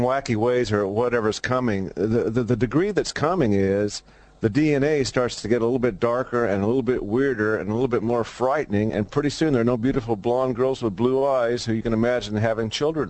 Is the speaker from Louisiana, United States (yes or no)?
no; Missouri, United States; I grew up in Missouri